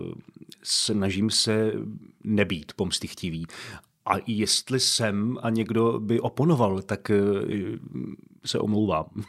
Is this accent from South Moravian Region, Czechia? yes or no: no; Pardubice, Pardubice Region, Czechia; v Pardubicích, odkud pocházím